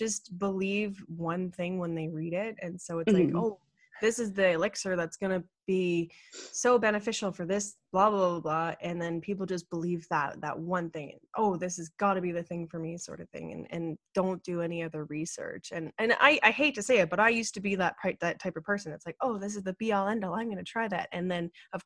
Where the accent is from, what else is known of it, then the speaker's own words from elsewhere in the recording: Ottawa, Ontario, Canada; now in British Columbia, Canada; I grew up in Ottawa and Ottawa is the capital of Canada.